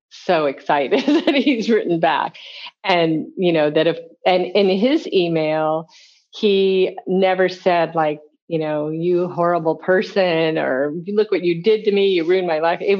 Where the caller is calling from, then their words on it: Cody, Wyoming, United States; I'm calling from Nashville, Cody, Wyoming.